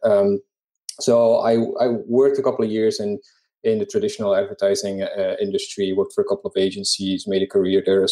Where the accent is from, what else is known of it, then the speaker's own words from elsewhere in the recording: Belgium; moved away; I am from Belgium originally